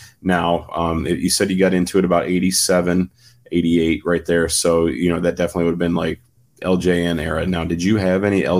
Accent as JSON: {"language": "English", "region": "West Virginia", "country": "United States", "said": "there was no Target around from where I was from West Virginia."}